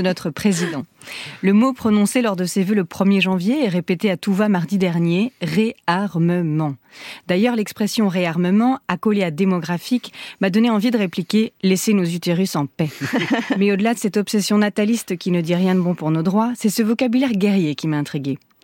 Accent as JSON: {"language": "French", "area": "Lorraine", "region": "Grand Est", "country": "France", "tie": "born or raised there", "said": "Je suis Lorraine"}